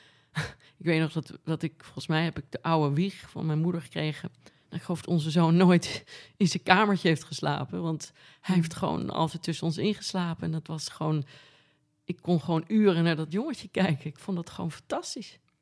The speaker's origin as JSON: {"language": "Dutch", "town": "Amsterdam", "region": "North Holland", "country": "Netherlands", "tie": "born or raised there", "also_born_or_lived": "Norway / Noordwijk / Costa Rica", "said": "Ik ben op de Prinsgracht geboren aan het water"}